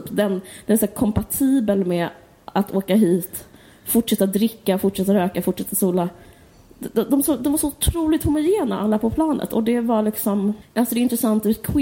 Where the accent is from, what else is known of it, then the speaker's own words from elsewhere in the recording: Stockholm, Stockholm County, Sweden; det var det man gjorde som barn i Stockholm.